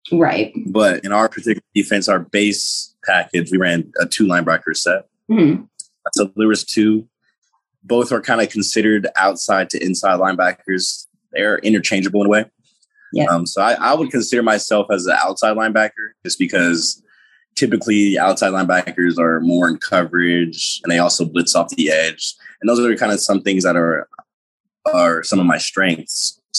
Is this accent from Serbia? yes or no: no; Washington, District of Columbia, United States; now in College Station, United States; Uh, well, I'm from Washington, D.C., which is very far away We call it Station, Texas. So a lot of people from my area don't end up here at all.